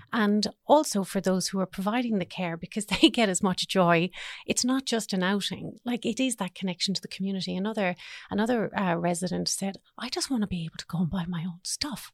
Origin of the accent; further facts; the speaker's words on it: Ireland; now in Australia; us being Irish